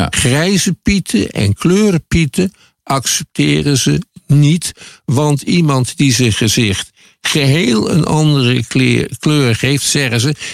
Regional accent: Netherlands; als Nederlander, als witte Nederlander

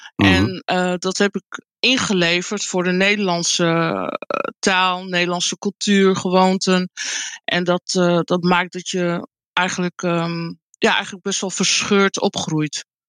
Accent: Friesland, Netherlands; also born or lived in Colombia; now in Groningen, Netherlands; Ik ben ehm, uh, geboren in Colombia. Ik ben ehm, geadopteerd door een Nederlands echtpaar. Toen ik bijna vijf was. En ik ben opgegroeid in uh, Friesland, in een klein dorpje.

